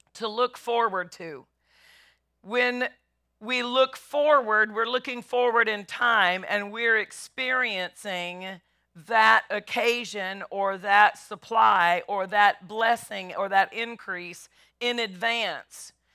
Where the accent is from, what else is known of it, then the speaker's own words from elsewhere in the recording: Nashville, Tennessee, United States; I'm from Nashville